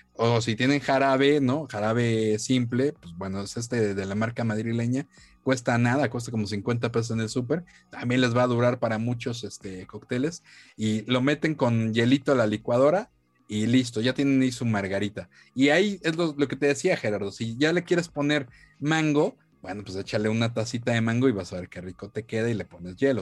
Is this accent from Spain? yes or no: no; Mexico; aquí como mexicanos